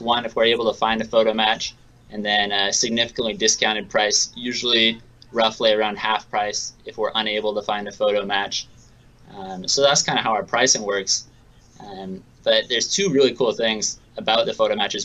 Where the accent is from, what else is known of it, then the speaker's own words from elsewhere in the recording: Seattle, Washington, United States; I'm from Seattle, so I'm a big Seattle Mariners fan.